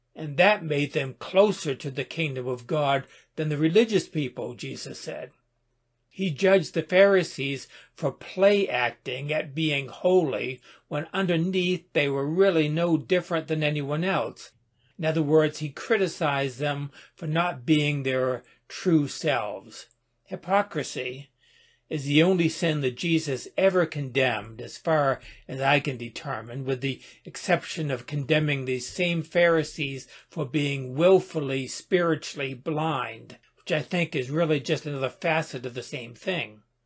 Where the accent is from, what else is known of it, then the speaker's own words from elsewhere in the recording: United States; I am an American